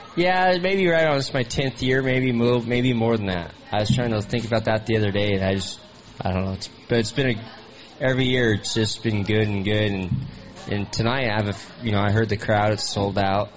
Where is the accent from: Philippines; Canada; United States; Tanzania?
United States; Lakeside, California; I'm from Lakeside, California